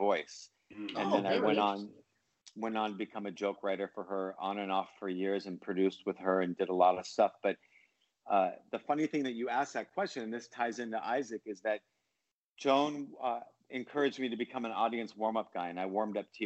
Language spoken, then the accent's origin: English; Los Angeles, California, United States; I grew up in Los Angeles